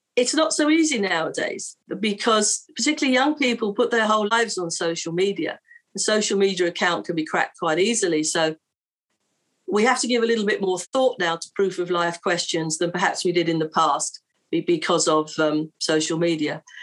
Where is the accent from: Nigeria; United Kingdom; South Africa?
United Kingdom; London; I'm from London and I'm a hostage negotiator.